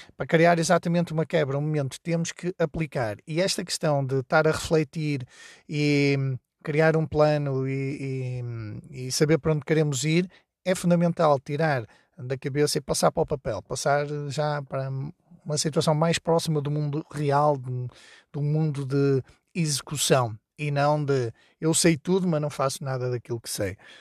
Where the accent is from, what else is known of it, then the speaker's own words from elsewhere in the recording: Porto, Norte, Portugal; now in Trás-os-Montes, Portugal; eu vivo em, em Trás-os-Montes, mas sou do Porto